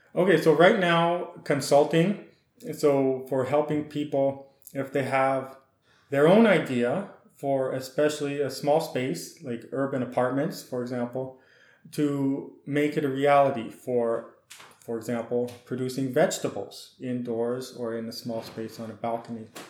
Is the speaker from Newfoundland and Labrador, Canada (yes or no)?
no; Saskatchewan, Canada; moved away as an adult; also born or lived in Alberta / Washington / California / Guatemala; with a Ukrainian heritage, I was born in Alberta, then we moved to Saskatchewan